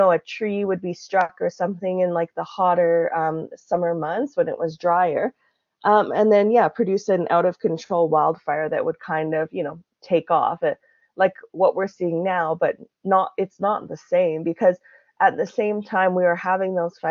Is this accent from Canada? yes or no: yes; northern Alberta, Canada; So the boreal forest where I grew up and in Canada, is called Treaty 8 territory